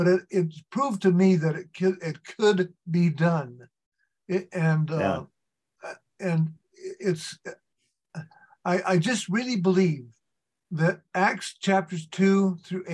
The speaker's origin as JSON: {"language": "English", "town": "San Diego", "region": "California", "country": "United States", "said": "I came from San Diego"}